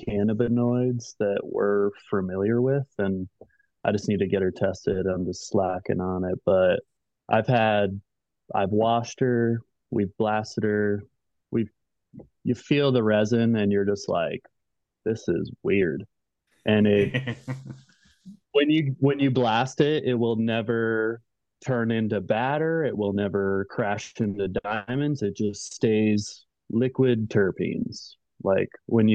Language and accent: English; Colorado, United States; moved away as an adult; also born or lived in Central America; now in Oregon, United States; Colorado where I'm originally from